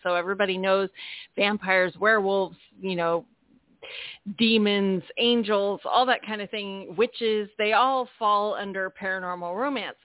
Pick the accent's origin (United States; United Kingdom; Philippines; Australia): United States; San Diego, California; now in Florida, United States; I'm from San Diego, but now currently trapped in Florida